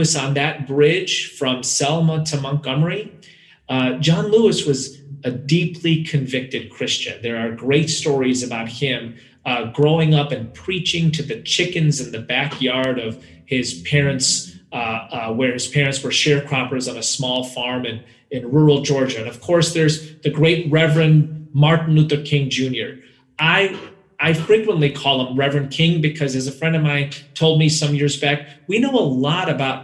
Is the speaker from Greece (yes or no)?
no; India; I hail from India